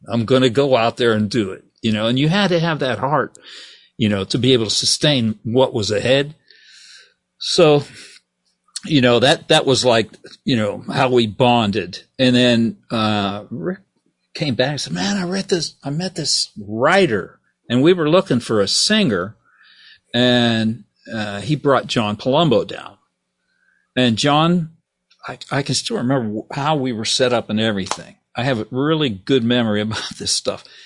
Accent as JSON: {"language": "English", "town": "Steubenville", "region": "Ohio", "country": "United States", "tie": "born or raised there", "also_born_or_lived": "Texas", "moved": "as an adult", "said": "I'm from Steubenville, Ohio."}